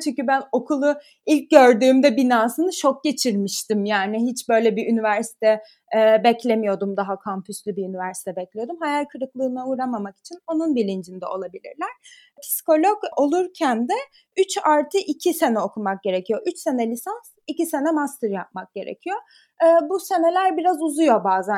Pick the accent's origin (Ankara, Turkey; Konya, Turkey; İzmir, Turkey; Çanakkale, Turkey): İzmir, Turkey; moved away as an adult; now in Paris, France; İzmir'de doğdum, büyüdüm.